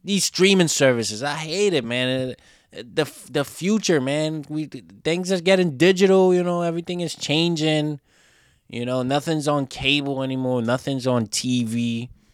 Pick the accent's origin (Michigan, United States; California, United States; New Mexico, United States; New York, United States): New York, United States; I'm from New York